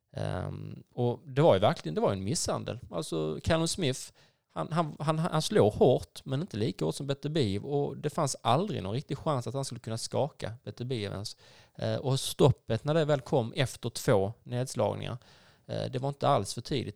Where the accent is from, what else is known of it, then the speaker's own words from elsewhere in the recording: Skåne, Sweden; vi som är skåningar